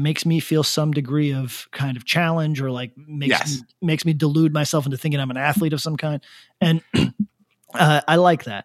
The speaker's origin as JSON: {"language": "English", "region": "Western Australia", "country": "Australia", "said": "I don't see myself as Australian. I see myself as Western Australian."}